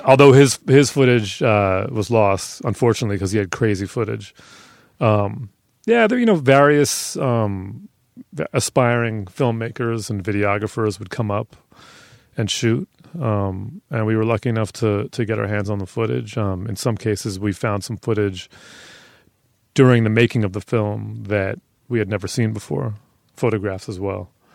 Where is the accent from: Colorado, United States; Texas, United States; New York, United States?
New York, United States; New York City; I grew up on ninety-six in Madison